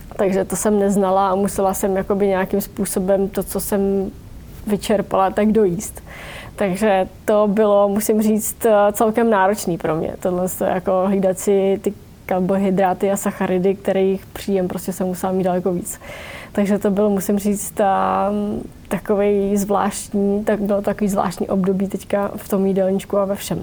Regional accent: Vysočina Region, Czechia; u nás na Vysočině

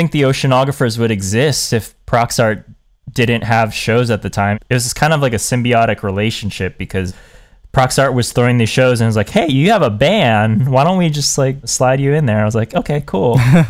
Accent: Hawaii, United States; born there; All my family was moving back to the islands. I was born in Hawaii, and I have an aunt and uncle here, and I had my grandma here before she passed away

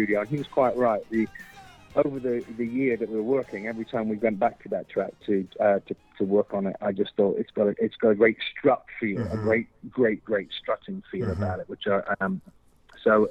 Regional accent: London, United Kingdom; moved away; I grew up in London

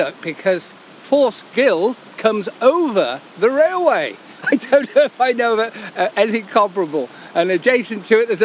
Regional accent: Cotswolds, South West England, United Kingdom; I come from the Cotswolds

